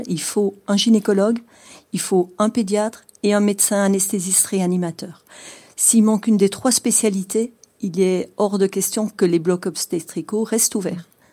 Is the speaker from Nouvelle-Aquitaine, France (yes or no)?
yes; Dordogne, Nouvelle-Aquitaine, France; dans des campagnes comme chez nous en Dordogne